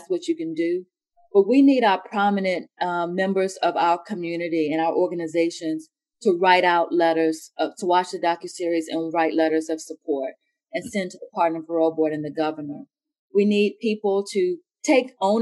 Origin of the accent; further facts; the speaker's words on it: Halifax County, Virginia, United States; moved away as an adult; also born or lived in outside Washington, D.C.; now in Oklahoma City, United States; I grew up in Halifax County, which, you know, was a plantation town